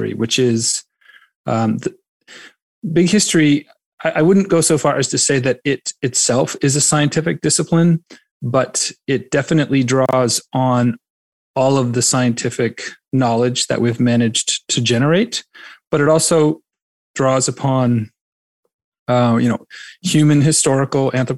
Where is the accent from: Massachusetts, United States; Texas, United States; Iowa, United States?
Massachusetts, United States; Duxbury; I am originally from the South Shore, a little town called Duxbury, which is on Cape Cod Bay